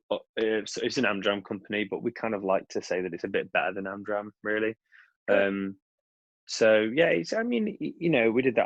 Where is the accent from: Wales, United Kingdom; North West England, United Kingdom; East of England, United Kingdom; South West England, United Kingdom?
North West England, United Kingdom; Cheshire; moved away; I've got my mum and dad in you know in my hometown, and I can just go away and be in Cheshire.